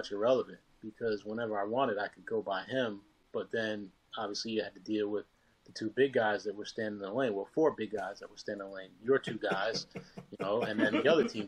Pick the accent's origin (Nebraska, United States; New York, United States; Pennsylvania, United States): New York, United States; born and raised in New York